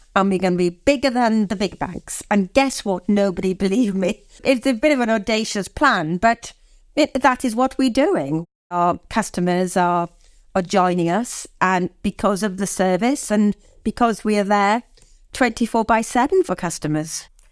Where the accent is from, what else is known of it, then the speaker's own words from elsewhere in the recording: Swansea, Wales, United Kingdom; moved away; I'm from Swansea